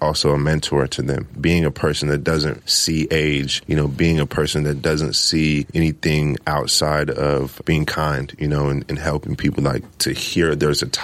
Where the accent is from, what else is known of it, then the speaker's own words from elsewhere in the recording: Los Angeles, California, United States; also born or lived in Midwest; I grew up in South Central